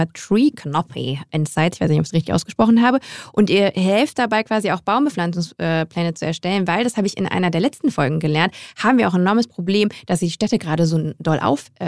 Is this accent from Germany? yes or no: yes; Grevenbroich, North Rhine-Westphalia, Germany; moved away; vielleicht ja auch meine Heimatstadt.